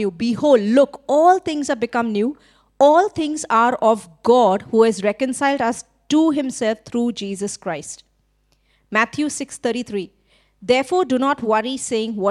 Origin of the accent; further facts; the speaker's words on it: India; now in Sri Lanka; I'm Indian, but in Sri Lanka, because I'm hanging around with so many Sri, Sri Lankans, now I think I'm Sri Lankan, acting like a Sri Lankan. When everything about my nature and passport is actually I'm Indian.